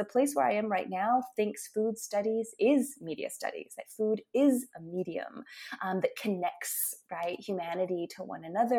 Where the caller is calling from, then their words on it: Tulsa, Oklahoma, United States; Tonight I'm in Tulsa, Oklahoma, where it is very hot and humid, but otherwise things are okay.